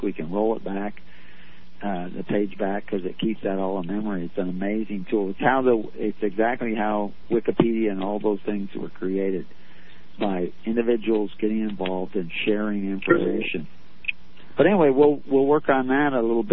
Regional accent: Texas, United States; moved away; I was raised in Texas

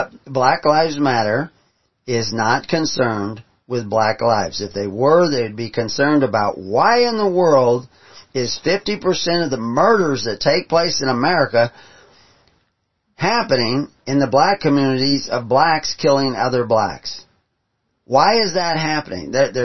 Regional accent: the South, United States; moved away; also born or lived in San Francisco / Minneapolis / Boston; I grew up in the South

